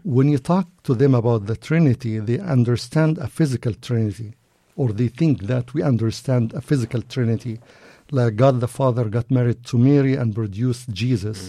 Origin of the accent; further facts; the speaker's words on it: Egypt; moved away as an adult; also born or lived in Cairo, Egypt; now in United States; I was born and raised in Egypt, a Muslim country